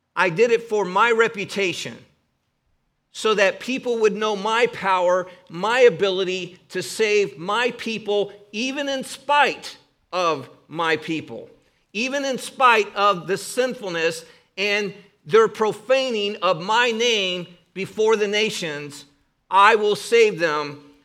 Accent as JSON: {"language": "English", "region": "Northern Ohio", "country": "United States", "accent": "Northern Ohio", "said": "my Northern Ohio accent"}